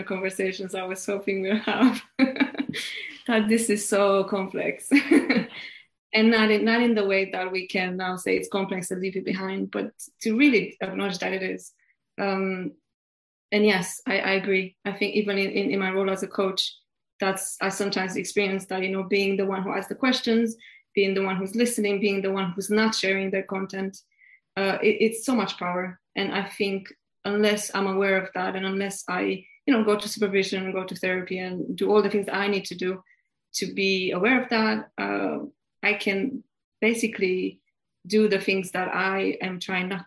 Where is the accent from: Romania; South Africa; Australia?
Romania; moved away as an adult; now in United Kingdom; growing up in Romania